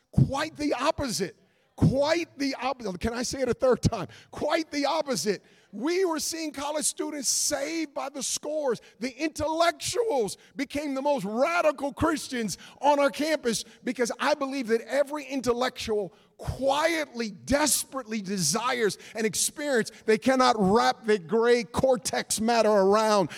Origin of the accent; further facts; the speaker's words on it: Oakland, California, United States; I was born and raised in Oakland, California